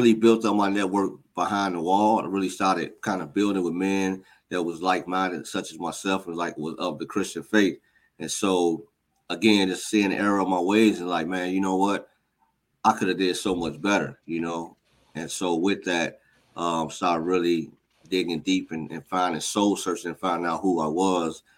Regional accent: Chicago, Illinois, United States; born and raised on the South Side of Chicago, gang, drug violence, the normal kind of stuff

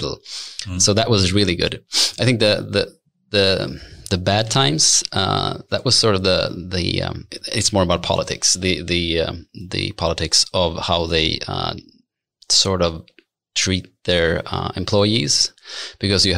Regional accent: Stockholm, Stockholm County, Sweden; also born or lived in Gävle; I'm born and raised in Stockholm

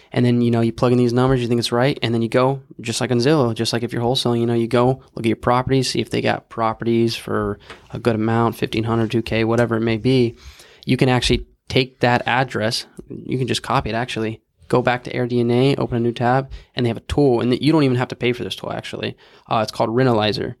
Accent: Houston, Texas, United States; I'm from Houston

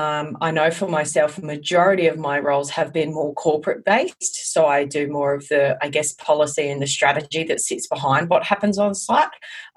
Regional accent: Gladstone, Queensland, Australia; I grew up in Gladstone in central Queensland

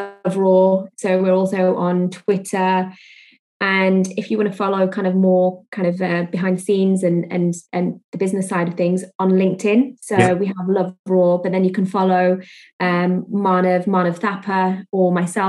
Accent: India; also born or lived in Spain; now in Greater Manchester, United Kingdom; Being Indian

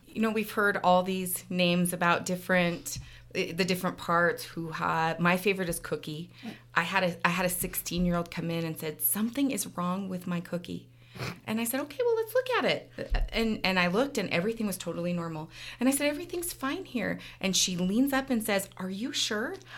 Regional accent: Clearfield, Utah, United States; also born or lived in Salt Lake City, Utah / Florida; now in Ogden, United States; I grew up in Clearfield, so not far from here. Went to Clearfield High School

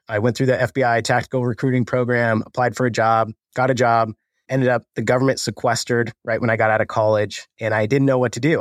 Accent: Colorado, United States; I grew up in Colorado, grew up the all-American kid

